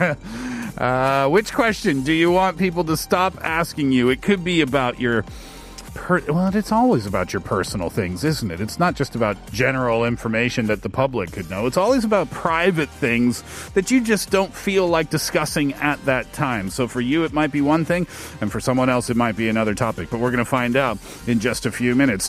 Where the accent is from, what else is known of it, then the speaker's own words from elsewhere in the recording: Canada; I'm Canadian